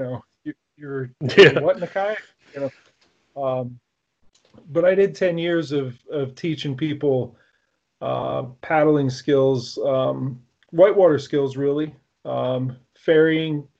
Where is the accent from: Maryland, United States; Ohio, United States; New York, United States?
Maryland, United States; Rockville; I grew up in Rockville, Maryland